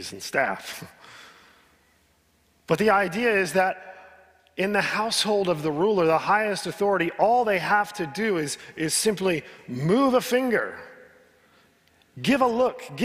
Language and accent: English; United States; I'm an American